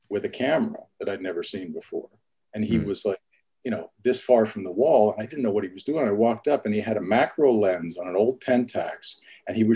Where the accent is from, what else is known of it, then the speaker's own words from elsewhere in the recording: St. Albert, Alberta, Canada; i grew up all over canada but i mean the the formative years and where i started uh, photography was was just outside of edmonton in a, in a little suburb called st albert